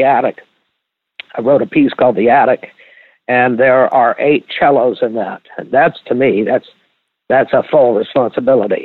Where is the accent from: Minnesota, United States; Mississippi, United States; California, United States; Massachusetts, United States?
Mississippi, United States; I'm from Mississippi